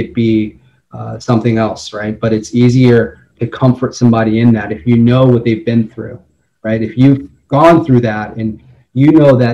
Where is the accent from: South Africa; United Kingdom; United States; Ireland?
United States; Las Vegas, Nevada; moved away; also born or lived in Boston; I was raised in Las Vegas